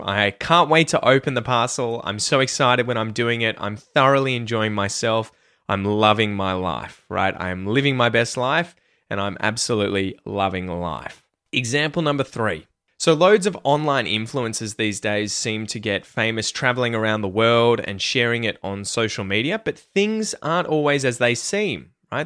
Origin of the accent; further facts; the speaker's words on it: Australia; first language English; as an Australian or a native English speaker